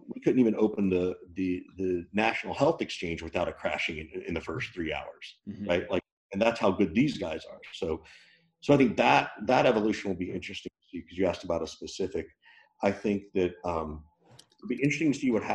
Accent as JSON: {"language": "English", "region": "the South", "country": "United States", "tie": "born or raised there", "said": "I grew up in the South."}